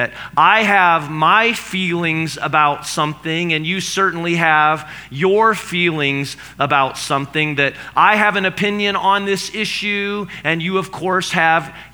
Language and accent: English; Noblesville, Indiana, United States; I'm from Noblesville